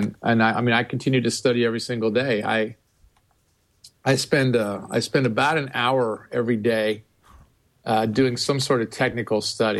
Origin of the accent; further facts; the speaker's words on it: Midwest, United States; I'm using that as a unisex term because I'm from the Midwest.